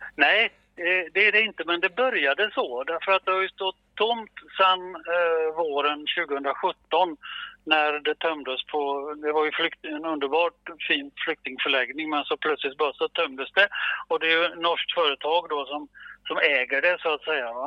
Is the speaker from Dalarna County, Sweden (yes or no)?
no; Gothenburg, Västra Götaland, Sweden; som vi säger hemma i Göteborg